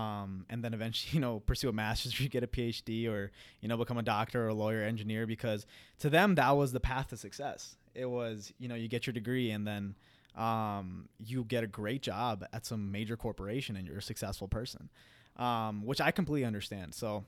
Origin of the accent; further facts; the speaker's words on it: Queens, New York, United States; So growing up, I was born and raised in Queens, New York, and my family's from Punjab, India.